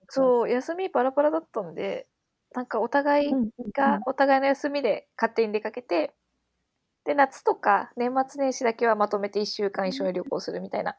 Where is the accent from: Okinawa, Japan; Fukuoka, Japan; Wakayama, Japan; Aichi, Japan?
Wakayama, Japan; now in Tokyo, Japan; 私の実家が和歌山で